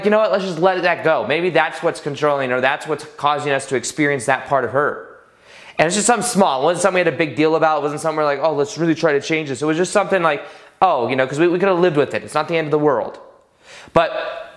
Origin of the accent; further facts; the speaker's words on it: Las Vegas, Nevada, United States; We're from Vegas. I'm from Vegas